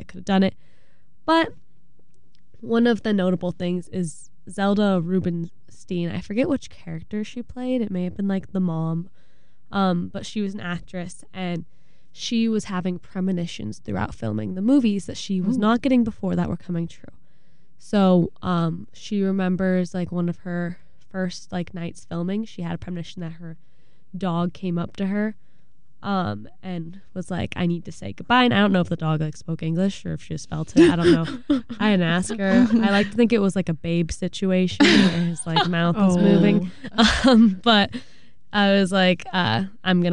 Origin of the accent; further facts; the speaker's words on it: Agoura Hills, California, United States; also born or lived in Moorpark, California; Agoura Hills, which is where I went to high school